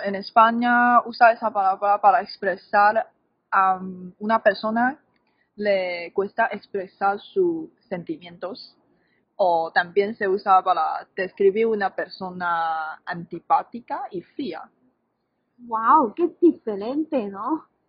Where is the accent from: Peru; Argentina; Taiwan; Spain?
Taiwan; aquí hablamos taiwanés y chino